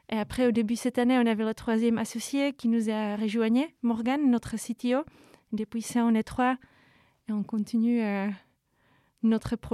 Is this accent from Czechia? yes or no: yes; Czechia; French is a second language; moved away as an adult; also born or lived in Brussels, Belgium; now in Paris, France; République tchèque, mais je vis à l'étranger depuis 10 ans.